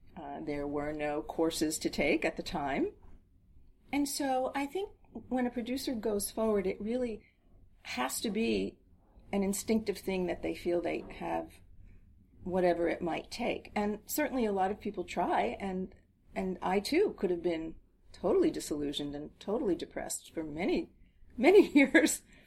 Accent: New Jersey, United States; we grew up in New Jersey

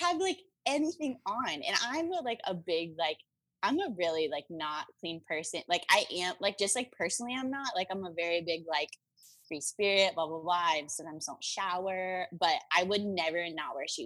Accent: North Carolina, United States; I am from North Carolina

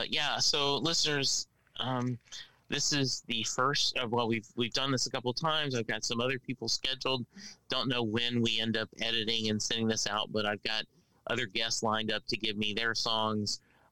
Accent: Louisiana, United States; it speaks to my Cajun roots growing up in Louisiana.

